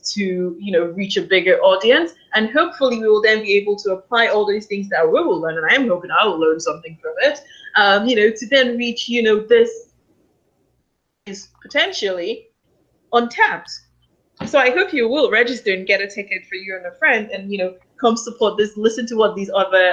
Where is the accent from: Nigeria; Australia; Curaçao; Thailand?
Nigeria; I'm Nigerian, so you can imagine in Nigeria, they are, close to 200 million people